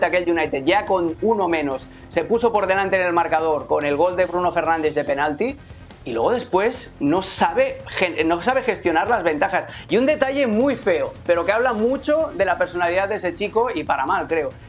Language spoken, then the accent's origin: Spanish; Barcelona, Catalonia, Spain; Pues mira, ya sabes que yo soy de Barcelona como Gerard Piqué, pero de un barrio totalmente diferente al suyo.